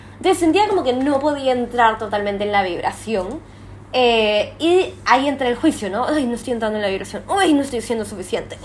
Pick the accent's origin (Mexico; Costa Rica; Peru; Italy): Peru; moved away as an adult; now in Thailand; como peruana